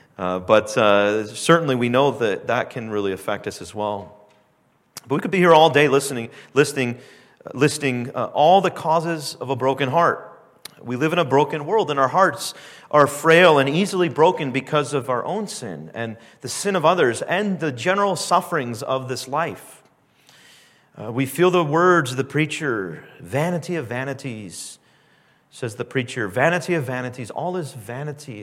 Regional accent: Southern California, United States; now in Canada; I grew up in Southern California

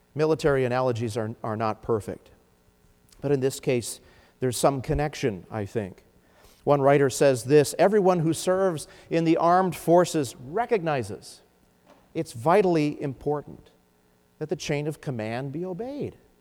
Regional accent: United States

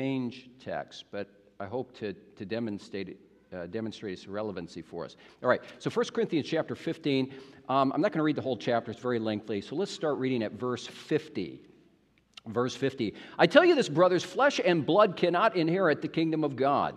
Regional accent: United States; moved away as an adult; now in Canada; you have an American in your midst. And it's kind of strange being here as an American.

